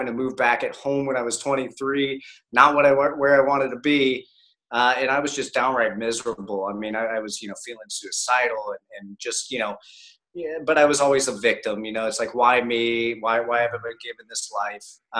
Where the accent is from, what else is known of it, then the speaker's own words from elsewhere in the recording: Columbus, Ohio, United States; now in Tampa, United States; I grew up in Columbus, Ohio